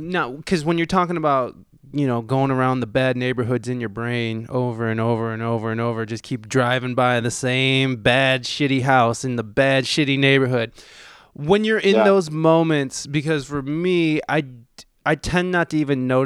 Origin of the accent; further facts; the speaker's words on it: Ohio, United States; moved away as an adult; also born or lived in San Diego, California; coming back here, this is my hometown.